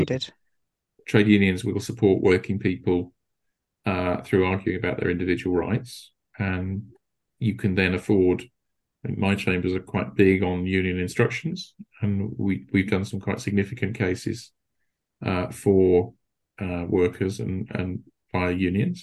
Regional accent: United Kingdom; we're still British

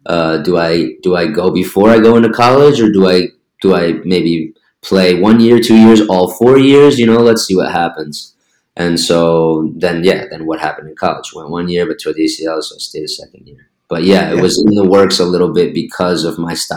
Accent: New Jersey, United States; moved away as an adult; also born or lived in Argentina / Germany; now in Spain; growing up in Jersey

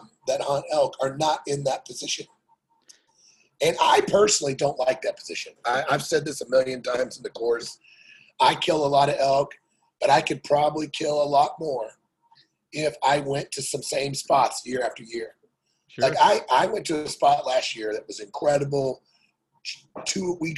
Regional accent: Missouri, United States; moved away as an adult; now in Montana, United States; I grew up in Missouri. My first 27 years of elk hunting, I lived in Missouri and drove west

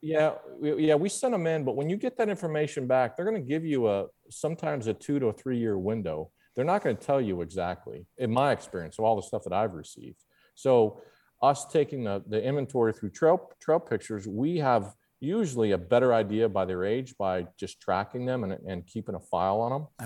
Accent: Papillion, Nebraska, United States; I grew up, uh, just outside of Omaha in a suburb called Papillion, Nebraska

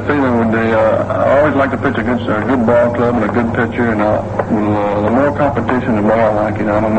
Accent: Durham, North Carolina, United States; I'm supposed to pitch a game in Durham, my hometown, North Carolina.

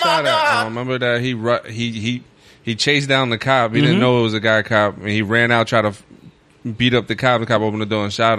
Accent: New York City, New York, United States; When I grew up in Red Hook, it was the murder capital of the U.S.

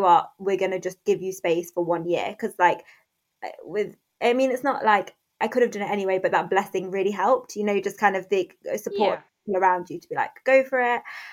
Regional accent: Derby, East Midlands, United Kingdom; also born or lived in London; I moved back home from London, so back to Derby

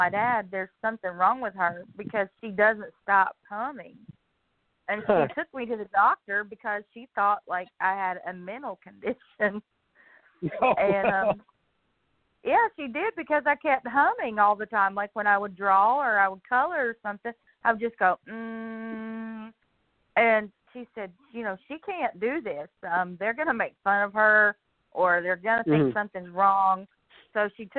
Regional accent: Weaverville, North Carolina, United States; moved away as an adult; now in Morganton, United States; I'm from Weaverville, North Carolina, which is right outside of Asheville. And I have lived there all my life until a couple of years ago when I moved here to Morganton, North Carolina

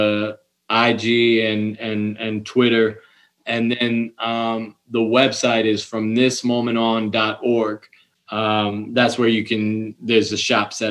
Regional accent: Ohio, United States; also born or lived in Cayman Islands; I'm from Ohio

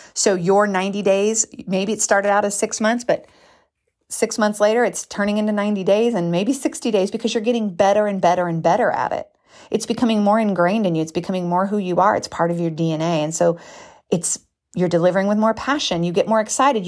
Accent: United States; we're American

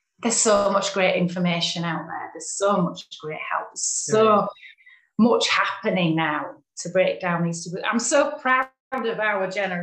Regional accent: Yorkshire and the Humber, United Kingdom; I'm from West Yorkshire

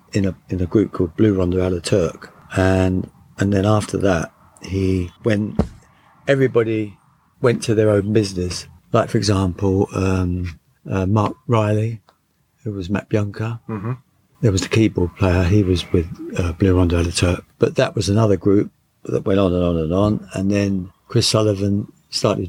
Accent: London, United Kingdom; born or raised there; also born or lived in Blackpool

